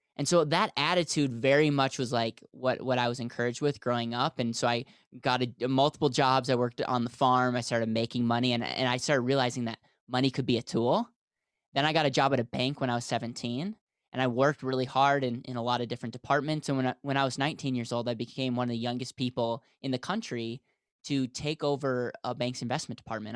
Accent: Wisconsin, United States; now in Denver, United States; I'm from the States, I grew up in Wisconsin, and now live in Denver, Colorado

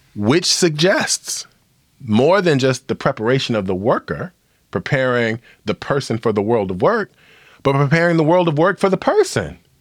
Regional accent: Illinois, United States; my home state of Illinois, where Chicago is located

